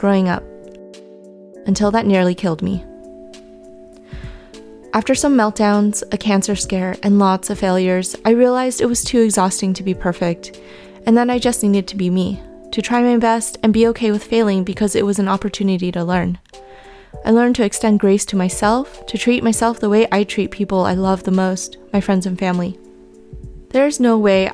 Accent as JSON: {"language": "English", "area": "Bay Area", "region": "California", "country": "United States", "tie": "born or raised there", "said": "I'm a 31-year-old, fourth-generation Chinese-American woman who was born and raised in the Bay Area"}